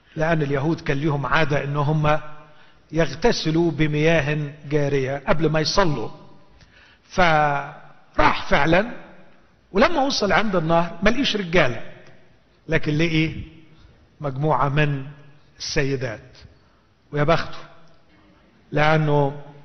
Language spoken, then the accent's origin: Arabic; Egypt; عندنا في مصر